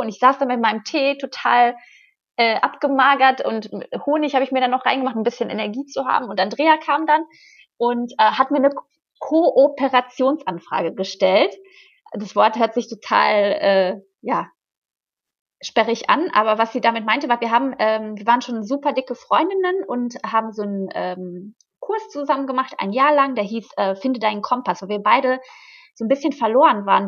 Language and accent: German; Hagen, North Rhine-Westphalia, Germany; moved away as an adult; also born or lived in Florianópolis, Brazil; ich komme halt aus Hagen. Das ist eine kleine Stadt